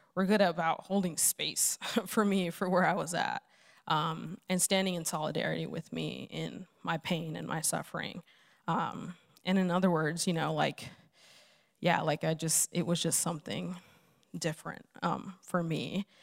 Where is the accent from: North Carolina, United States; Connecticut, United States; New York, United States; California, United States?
California, United States; Los Angeles; moved away; I'm originally from Los Angeles